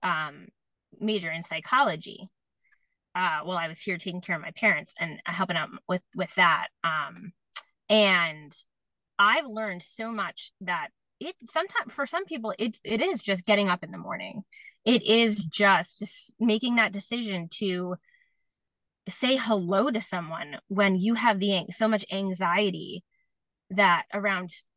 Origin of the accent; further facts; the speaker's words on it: New York, United States; I'm from New York